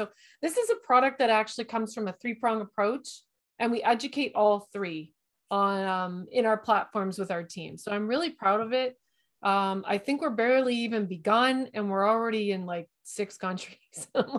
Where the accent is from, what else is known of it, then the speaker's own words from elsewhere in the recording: London, Ontario, Canada; I think I'm from London, Ontario. We're in Canada.